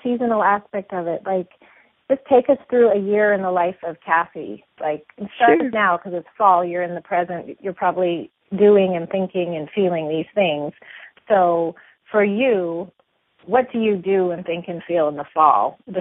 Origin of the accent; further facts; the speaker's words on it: Montana, United States; having grown up there myself